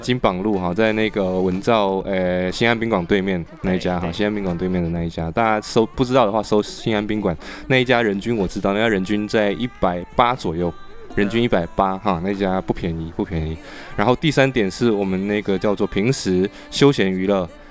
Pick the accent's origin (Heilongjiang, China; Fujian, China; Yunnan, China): Fujian, China; Xiamen; 因为我们厦门人都知道说海鲜多少钱嘛。